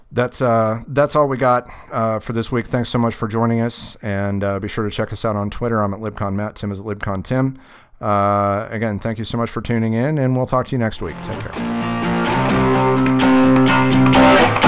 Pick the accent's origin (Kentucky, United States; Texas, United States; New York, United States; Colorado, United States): Kentucky, United States; moved away; I'm from Kentucky.